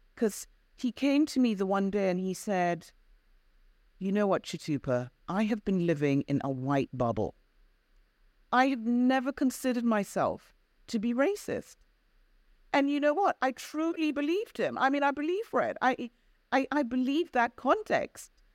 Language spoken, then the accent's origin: English; United Kingdom; also born or lived in Zambia; I am Black British, of African and Caribbean heritage